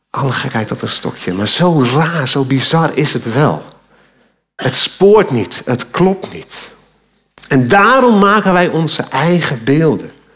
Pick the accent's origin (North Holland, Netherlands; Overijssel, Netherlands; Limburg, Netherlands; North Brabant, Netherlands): North Holland, Netherlands; Alkmaar; Toen ik als tiener door Alkmaar fietste, mijn geboorteplaats